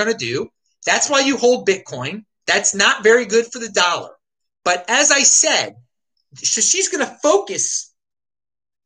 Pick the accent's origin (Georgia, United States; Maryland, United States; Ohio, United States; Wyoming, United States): Maryland, United States; Baltimore; I'm from Baltimore City, home of some famous raves back in the day